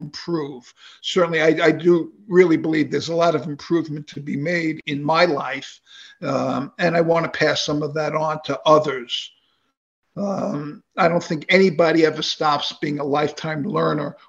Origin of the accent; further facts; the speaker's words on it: New York City, New York, United States; moved away as an adult; now in Delray Beach, Florida, United States; growing up in New York, I grew up in Queens